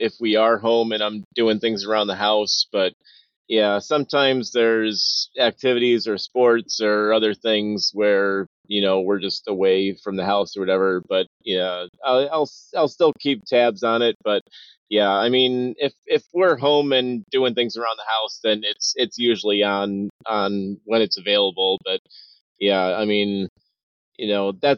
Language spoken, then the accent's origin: English; Michigan, United States; moved away as an adult; now in Wisconsin, United States; I was born and raised in Michigan. Been in Wisconsin now for about 15 years